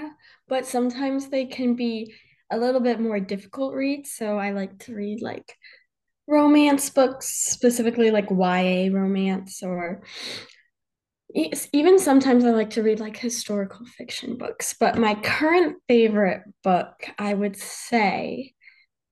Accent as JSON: {"language": "English", "town": "Charlotte", "region": "North Carolina", "country": "United States", "said": "I'm from Charlotte, North Carolina"}